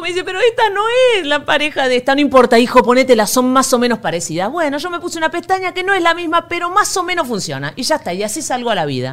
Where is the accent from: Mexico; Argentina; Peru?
Argentina; moved away as an adult; como buena argentina